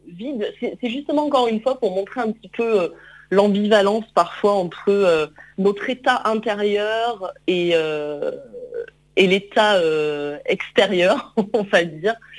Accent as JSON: {"language": "French", "town": "Lyon", "region": "Auvergne-Rhône-Alpes", "country": "France", "said": "je suis lyonnaise euh, d'origine"}